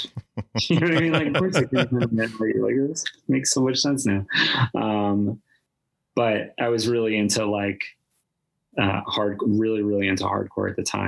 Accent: Rhode Island, United States; I was born in Rhode Island.

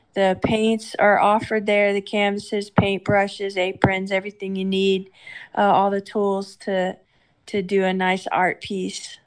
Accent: Houston, Texas, United States; now in Arkansas, United States; I love Houston. That's my my hometown

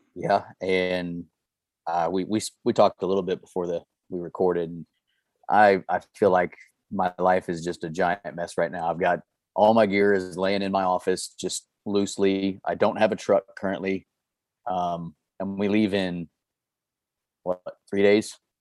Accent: Missouri, United States; born and raised in Missouri, started hunting here

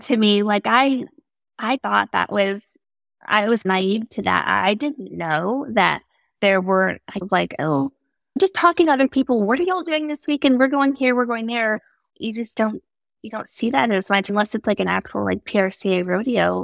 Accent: Tyler, Texas, United States; I'm from East Texas, Tyler

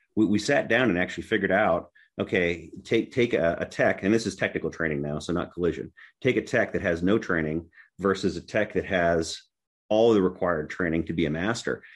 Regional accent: Tennessee, United States; my home state is Tennessee

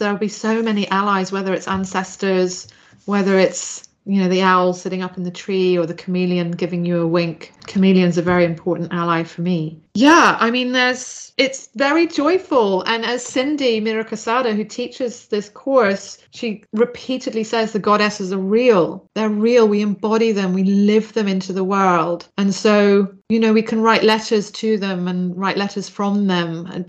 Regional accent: Zambia; I grew up in Zambia, the great gift of traveling a lot.

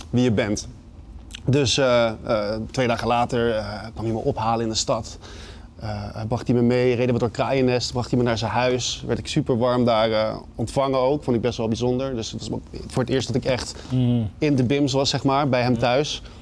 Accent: Amsterdam, North Holland, Netherlands; Nee, ik kwam uit Jordaan. Uit het oh. centrum kom ik.

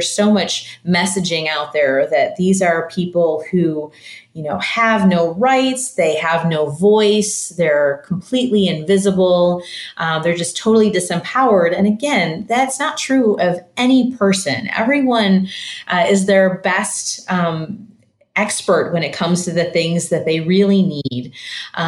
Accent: Michigan, United States; now in St. Louis, United States; I grew up in Michigan and I live in St. Louis now

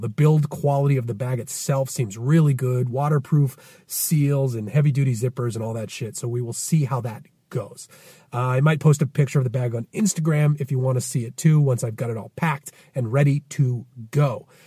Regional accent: Winthrop, Massachusetts, United States; my hometown a bit more, Winthrop, Mass.

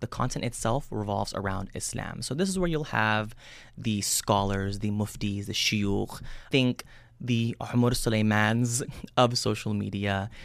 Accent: United States; I was born and raised out here in the United States

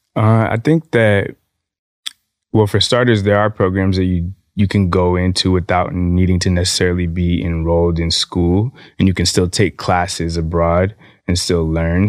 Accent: California, United States; moved away; my home state, California

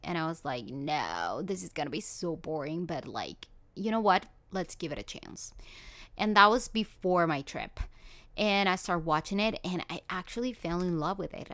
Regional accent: Colombia; moved away; I'm from Colombia.

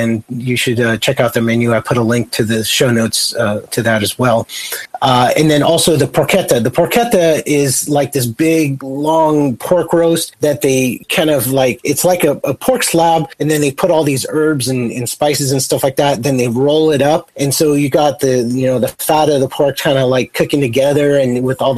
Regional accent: Santa Barbara, California, United States; Santa Barbara, my hometown

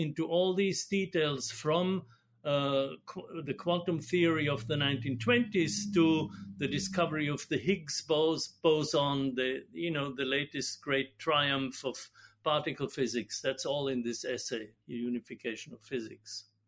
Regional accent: Austria; moved away; I'm Austrian, and so I grew up in Austria and studied in Vienna

